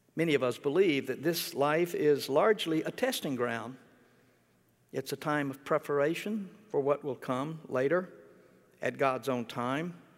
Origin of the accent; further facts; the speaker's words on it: Mississippi, United States; moved away; when I was growing up in Mississippi